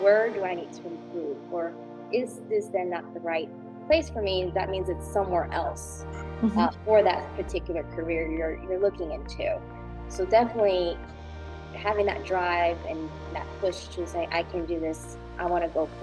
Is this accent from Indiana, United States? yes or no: no; New Jersey, United States; moved away as an adult; now in North Carolina, United States; Grew up and was born and raised in New Jersey.